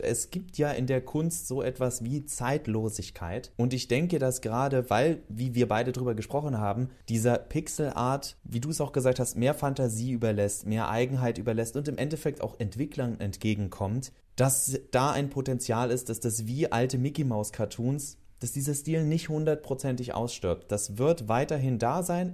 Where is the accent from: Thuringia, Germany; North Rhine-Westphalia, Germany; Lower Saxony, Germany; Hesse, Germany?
Hesse, Germany; Northern; moved away; in meiner alten Heimat in Nordhessen